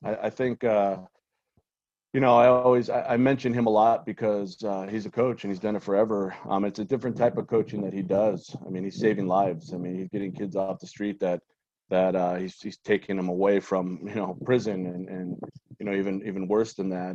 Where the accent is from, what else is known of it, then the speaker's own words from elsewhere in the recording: San Gabriel Valley, Southern California, United States; born and raised in Southern California and, and in the San Gabriel Valley